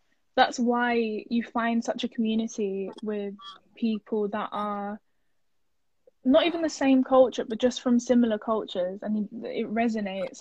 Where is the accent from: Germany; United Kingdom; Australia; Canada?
United Kingdom; England; also born or lived in Turkey; I'm from here